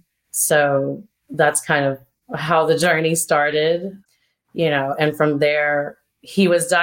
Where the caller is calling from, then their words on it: North Carolina, United States; I'm calling from North Carolina